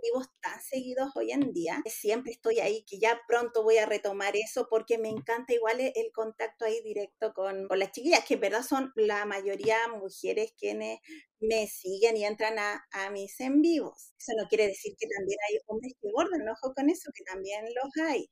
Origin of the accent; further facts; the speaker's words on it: La Serena, Coquimbo, Chile; yo soy de La Serena